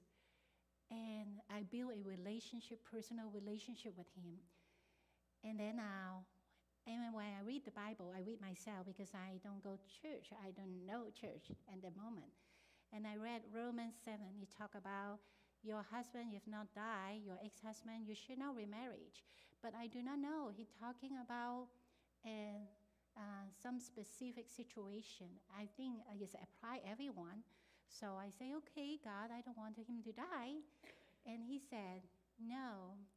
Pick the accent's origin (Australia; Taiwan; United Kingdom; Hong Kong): Hong Kong; English is a second language; moved away as an adult; now in United States; I am now grow up in a Christian country. I'm from Hong Kong